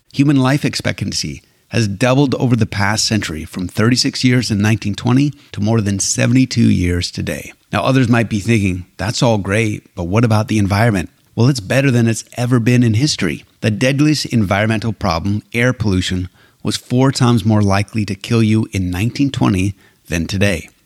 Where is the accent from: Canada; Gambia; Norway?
Canada; Alberta; now in United States; I was blessed to have been born and raised in Canada